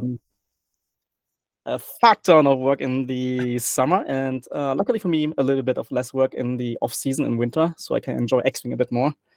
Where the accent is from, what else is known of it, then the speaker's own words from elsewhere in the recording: Germany; accent: German; English is a second language; I'm very, very German. I have my German accent